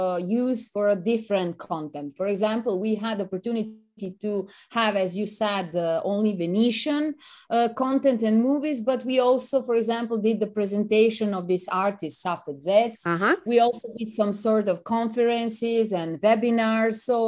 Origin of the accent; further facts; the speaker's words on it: Serbia; English is a second language; moved away as an adult; now in Venice, Italy; I'm from Serbia